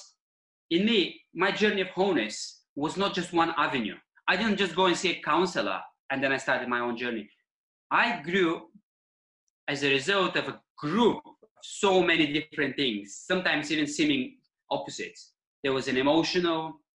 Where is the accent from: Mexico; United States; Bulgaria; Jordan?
Bulgaria; English is a second language; moved away as an adult; now in Eastbourne, United Kingdom; as a boy, growing up in Bulgarian countryside